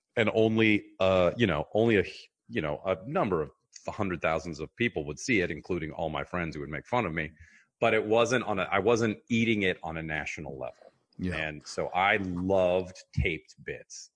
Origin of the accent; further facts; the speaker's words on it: Mercer Island, Washington, United States; also born or lived in Rome, Italy; we grew up on Mercer Island.